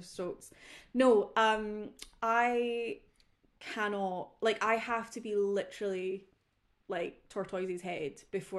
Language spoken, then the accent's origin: English; Scotland, United Kingdom; I'm Scottish blue, okay? But yeah, I'm like your straight white female.